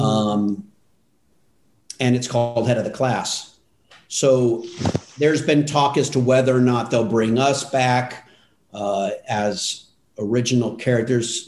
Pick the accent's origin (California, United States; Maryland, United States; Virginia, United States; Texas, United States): California, United States; Altadena; I grew up in Altadena, which we, you know, 30 minutes from Hollywood